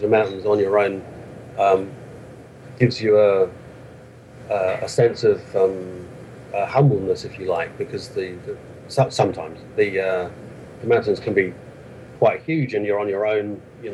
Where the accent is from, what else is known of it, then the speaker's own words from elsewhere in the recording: London, United Kingdom; moved away as an adult; now in Bavaria, Germany; I'm from London originally, and I moved over to Bavaria in Germany some 15 years ago